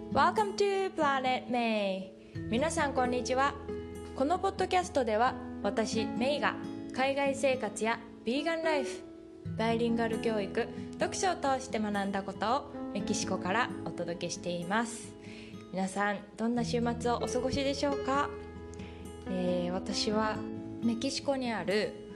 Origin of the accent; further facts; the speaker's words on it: Japan; moved away; 日本出身